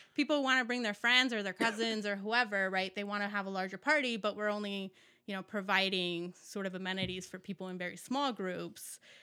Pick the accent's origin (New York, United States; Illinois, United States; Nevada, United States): Nevada, United States; Las Vegas; also born or lived in California / Mexico; I grew up in Las Vegas